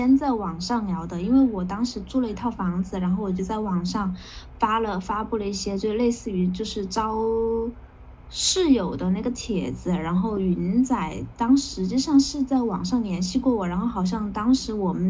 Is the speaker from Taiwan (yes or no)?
no; Guangdong, China; 真的要反省一下，身为一个广东人，居然没竟然没怎么穿过吊带。